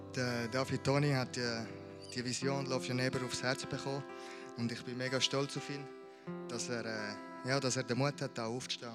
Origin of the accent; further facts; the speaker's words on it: Amriswil, Thurgau, Switzerland; Ich bin hier aufgewachsen in Amriswil in einer super Family.